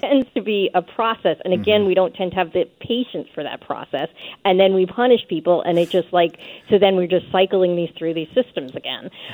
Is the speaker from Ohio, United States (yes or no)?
no; New York City, New York, United States; I'm from New York City